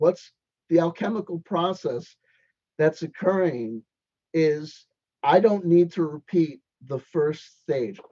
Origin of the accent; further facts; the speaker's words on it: East Coast, United States; accent: East Coast; my East Coast accent gets strong